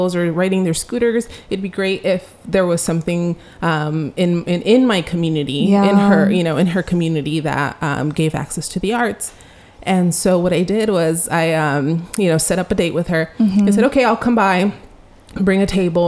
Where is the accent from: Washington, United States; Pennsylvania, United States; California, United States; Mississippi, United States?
California, United States; Santa Ana; also born or lived in Mexico; Growing up in Santa Ana as a youth, wanting access to creative expression was a little bit difficult